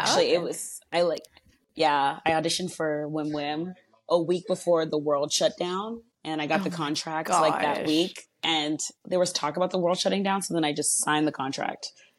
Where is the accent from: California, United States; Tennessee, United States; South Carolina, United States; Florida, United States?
South Carolina, United States; Charleston; as they said. My pronouns are she, her, hers. And I'm originally from South Carolina, Charleston to be exact.